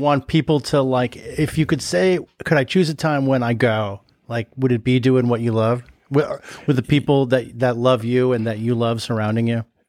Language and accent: English; Los Angeles, California, United States; I grew up in the Valley in L